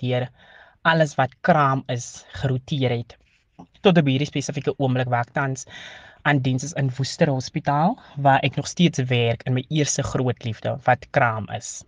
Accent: Calvinia, Northern Cape, South Africa; moved away as an adult; now in Worcester, South Africa; Ek het groot geword in die Noord-Kaap en gematrikuleer by Hoërskool Calvinia

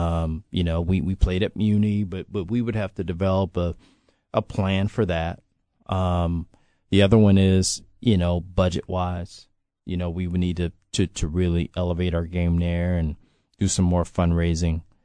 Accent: Los Angeles, California, United States; moved away; I can speak to what it was when I was growing up there.

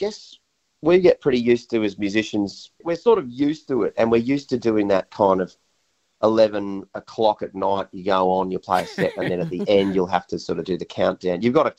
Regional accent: Sydney, New South Wales, Australia; we were suburban kids growing up in Sydney

